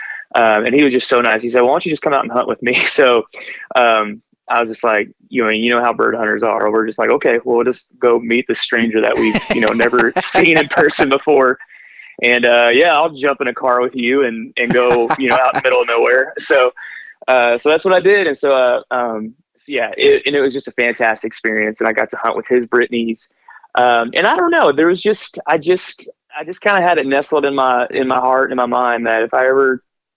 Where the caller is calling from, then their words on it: Southern Indiana, United States; So I'm calling from Indiana, Southern Indiana in particular